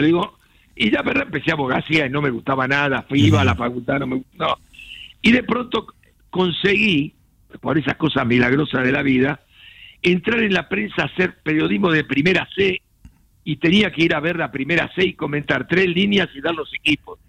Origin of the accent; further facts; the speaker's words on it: Buenos Aires, Argentina; yo nací en San Telmo, en una casona de San Telmo